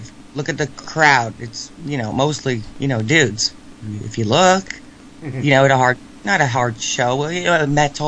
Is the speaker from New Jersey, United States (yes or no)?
yes; New Jersey, United States; I'm from New Jersey, my friend. Yes, about 30 minutes west of New York City